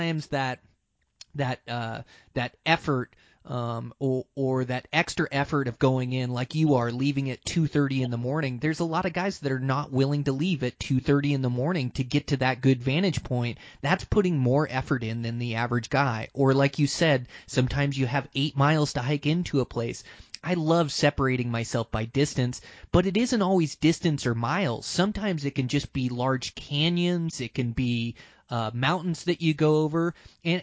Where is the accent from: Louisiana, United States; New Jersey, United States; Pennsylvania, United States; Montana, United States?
Montana, United States